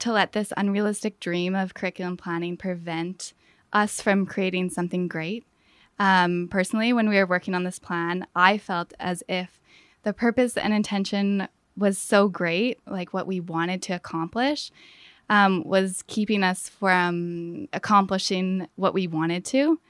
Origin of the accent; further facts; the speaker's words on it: Fort St. John, British Columbia, Canada; moved away as an adult; northern B C. It's called Fort Saint John. And I grew up there